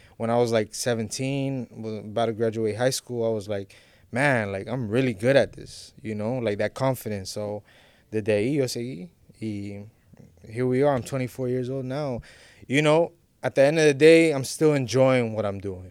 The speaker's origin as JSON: {"language": "English", "town": "Miami", "region": "Florida", "country": "United States", "tie": "born or raised there", "said": "I'm Honduran, I'm an Honduran artist, but I was born and raised in Miami"}